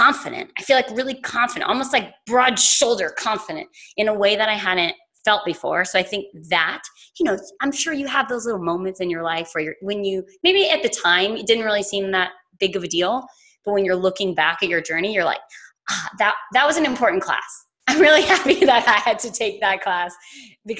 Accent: South Louisiana, United States; moved away; also born or lived in New York; I grew up in South Louisiana

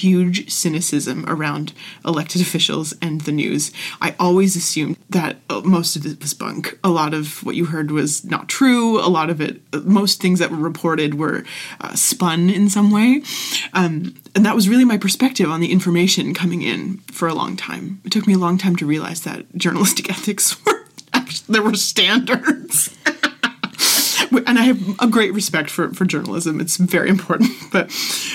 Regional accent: Ottawa, Ontario, Canada; also born or lived in Niagara; I grew up in Ottawa, mainly. I kind of grew up in two regions

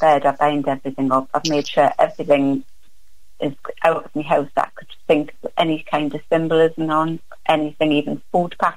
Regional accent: Newcastle upon Tyne, North East England, United Kingdom; I'm actually from Newcastle. I don't know if you know Newcastle upon Tyne, where the football club is

